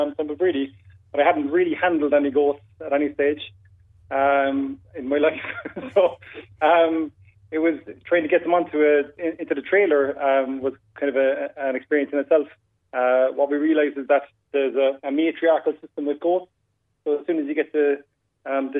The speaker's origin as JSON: {"language": "English", "town": "Crosshaven", "region": "Munster", "country": "Ireland", "said": "I'm actually from Crosshaven myself"}